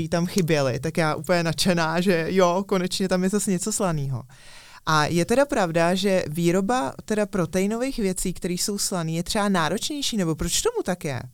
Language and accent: Czech; Czechia